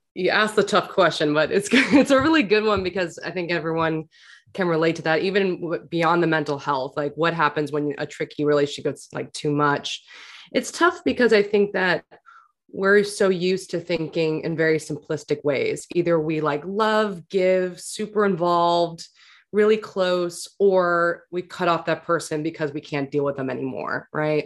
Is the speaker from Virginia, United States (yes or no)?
no; New York City, New York, United States; I grew up in New York City